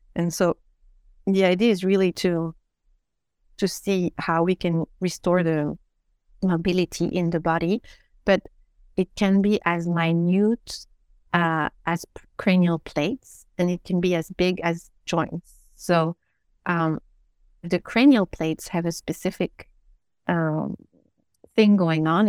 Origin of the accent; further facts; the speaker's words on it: Belgium; I was brought up in Belgium